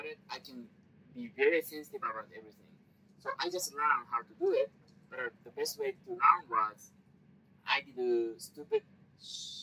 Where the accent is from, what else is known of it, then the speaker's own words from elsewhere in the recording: Japan; English is a second language; moved away as an adult; now in United States; I was living in Japan